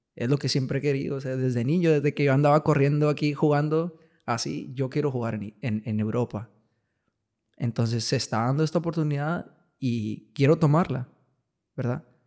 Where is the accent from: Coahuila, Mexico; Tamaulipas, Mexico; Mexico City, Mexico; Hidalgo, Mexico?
Coahuila, Mexico; Piedras Negras; moved away; Yo, yo soy de aquí de Piedras. Ajá. Me, crié aquí en Piedras.